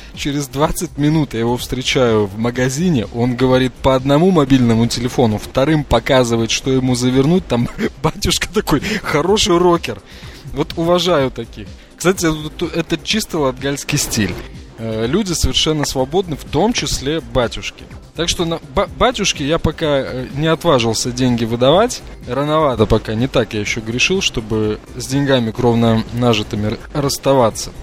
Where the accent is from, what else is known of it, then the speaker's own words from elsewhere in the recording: Riga, Latvia; я из Риги